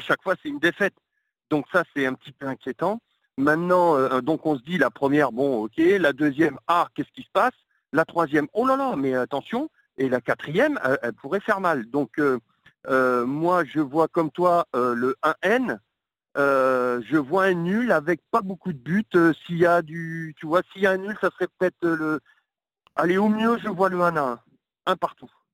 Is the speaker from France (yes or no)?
yes; France; en tant que Français